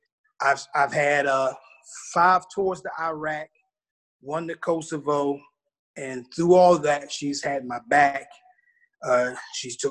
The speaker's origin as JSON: {"language": "English", "town": "Philadelphia", "region": "Pennsylvania", "country": "United States", "also_born_or_lived": "Fort Bragg, North Carolina", "moved": "as an adult", "lives_now": "Spring Lake, United States", "said": "I'm from the city of Brotherly Love. I'm from Philly"}